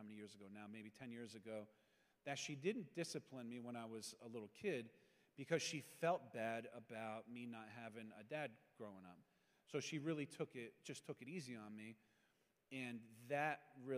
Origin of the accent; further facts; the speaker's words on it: Pennsylvania, United States; I'm from Pennsylvania. As a kid, I had no faith upbringing whatsoever